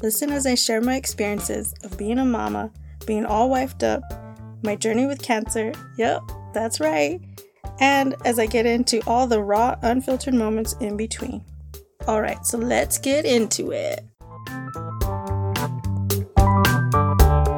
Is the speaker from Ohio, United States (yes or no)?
no; Albuquerque, New Mexico, United States; I am from Albuquerque, New Mexico, also known as Burque, the Duke City.